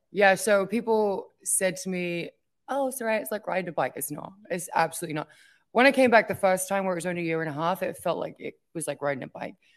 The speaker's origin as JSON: {"language": "English", "region": "England", "country": "United Kingdom", "tie": "born or raised there", "moved": "as an adult", "lives_now": "United States", "said": "my home country"}